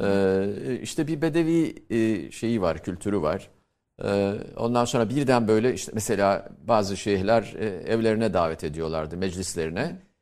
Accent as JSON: {"language": "Turkish", "town": "Antakya", "region": "Hatay", "country": "Turkey", "tie": "born or raised there", "moved": "as an adult", "said": "Ben tabii küçük bir şehirde doğdum, büyüdüm, büyütüldüm. Orada okudum Antakya'da"}